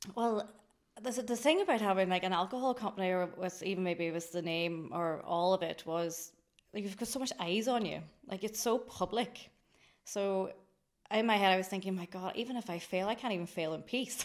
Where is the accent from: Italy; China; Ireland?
Ireland; Greencastle, Ulster; I'm from Greencastle in Anishowen.